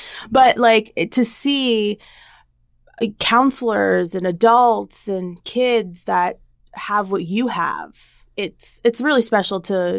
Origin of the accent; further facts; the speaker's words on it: New Jersey, United States; So I'm originally from New Jersey, but my parents moved out to the east end of Long Island, or as everybody knows, is the Hamptons, over 14 years ago.